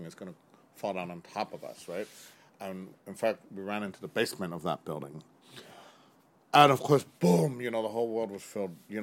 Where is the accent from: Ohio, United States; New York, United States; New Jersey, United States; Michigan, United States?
New York, United States; New York City; I've been a lifelong New Yorker growing up here in Chinatown and around Chinatown, the Lower East Side